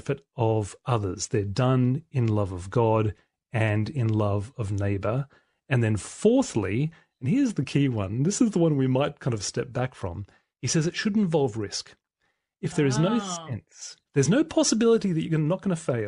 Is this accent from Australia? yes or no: yes; Australia; I'm an Australian-made male